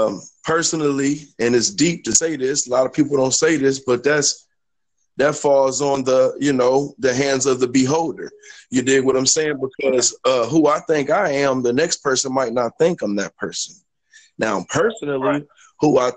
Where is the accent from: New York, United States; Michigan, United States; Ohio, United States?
Ohio, United States; Cleveland; also born or lived in Illinois / Atlanta / Kentucky; You know, I grew up in Cleveland, Ohio.